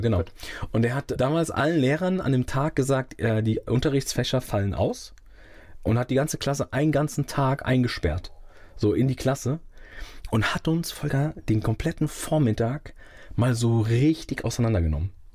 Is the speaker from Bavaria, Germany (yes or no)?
no; Rödermark, Hesse, Germany; also born or lived in Langen; Ich bin dort geboren und bin dann groß geworden in Rödermark